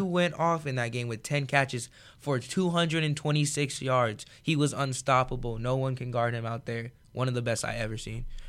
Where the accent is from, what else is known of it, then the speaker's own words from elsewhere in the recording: California, United States; now in Iowa, United States; from California